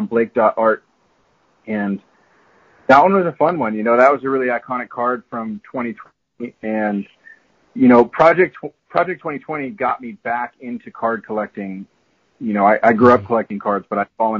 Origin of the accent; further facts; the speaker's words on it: Bay Area, California, United States; also born or lived in Florida; I grew up in the Bay Area